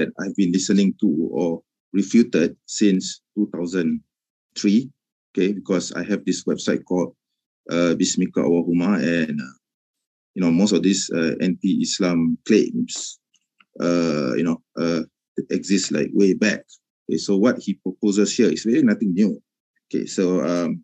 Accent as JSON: {"language": "English", "country": "Malaysia", "said": "I'm a Malay. Okay, I'm a Malaysian"}